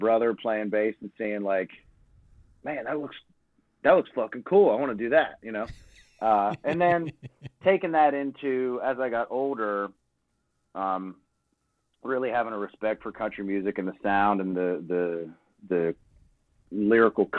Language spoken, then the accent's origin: English; Crescent, Pennsylvania, United States; now in Nashville, United States; I grew up, like, 2 hours east of Pittsburgh, really, pretty much what it was. Crescent, Pennsylvania